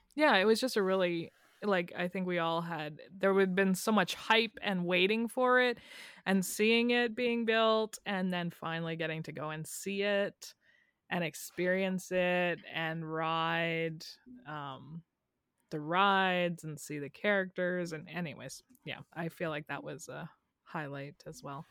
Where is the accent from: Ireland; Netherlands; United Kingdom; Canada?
Canada; two Canadian girls